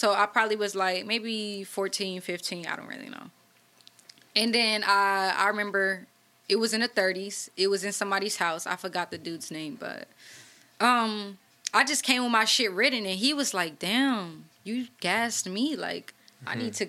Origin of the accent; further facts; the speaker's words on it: Oakland, California, United States; Because it's like, I'm from 35th, I'm from Oakland, so...